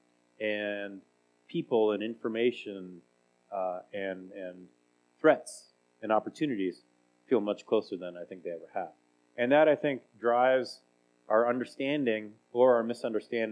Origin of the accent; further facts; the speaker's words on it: Salinas, California, United States; also born or lived in Santa Cruz, California; I was born in Santa Cruz, California, and we really grew up in Salinas.